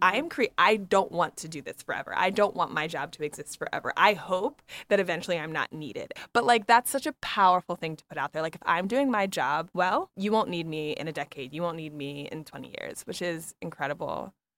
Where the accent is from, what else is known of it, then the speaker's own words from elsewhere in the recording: East Coast, United States; now in Chicago, United States; I'm not from Chicago. I'm an East Coaster